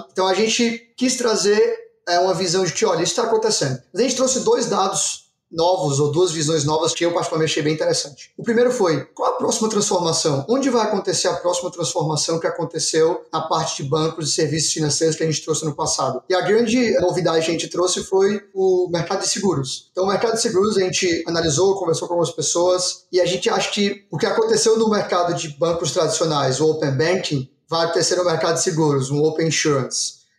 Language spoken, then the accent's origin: Portuguese; Ceará, Brazil; Então hoje, sou do Ceará, né? Como você já devem ter sabendo.